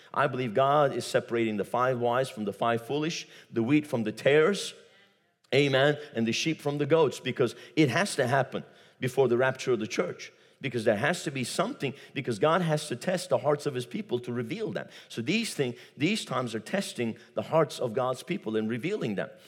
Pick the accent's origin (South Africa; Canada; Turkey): Turkey; moved away; I come from Turkey